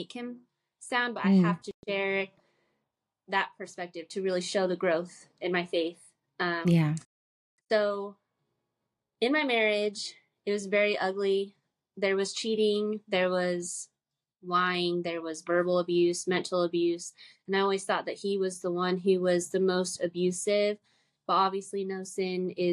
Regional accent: Utah, United States; also born or lived in California; now in Fayetteville, United States; I'm from Utah. I'm born and raised in Utah, and then I did live in California for some time, went back to Utah, and now I'm here in North Carolina

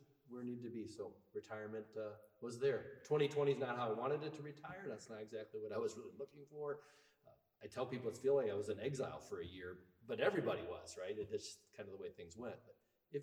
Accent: Guttenberg, Iowa, United States; moved away as an adult; also born or lived in Fayette, Iowa / Linn County, Iowa / Black Hawk County, Iowa; now in Bellevue, United States; I'm actually originally from Guttenberg.

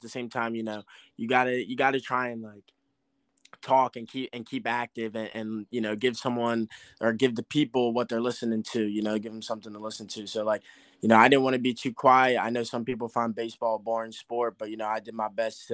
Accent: Cherry Hill, New Jersey, United States; also born or lived in Westminster, Maryland; I came from Cherry Hill West in Cherry Hill, New Jersey

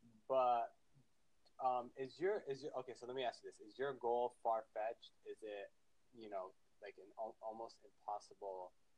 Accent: Florida, United States; accent: Southern; I'm from Florida.

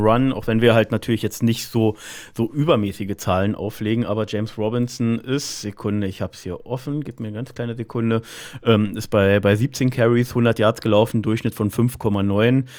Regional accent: Berlin, Germany; Ich komme aus Berlin

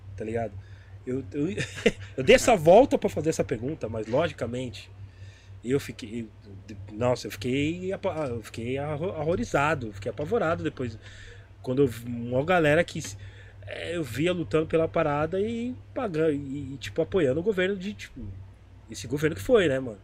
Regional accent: São Paulo, Brazil; sou da Zona Leste

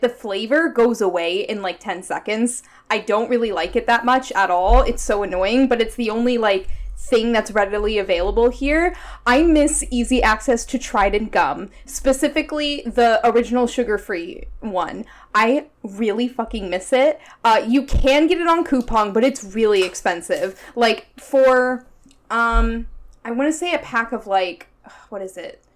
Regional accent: United States; now in Korea; Not actual Native American, but yes, I was born in the States.

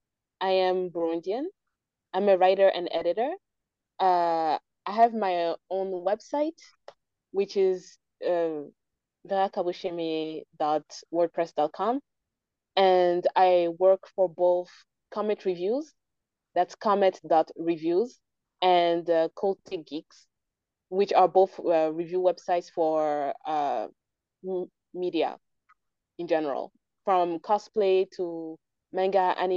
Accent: Nairobi, Kenya; I'm a writer from Nairobi.

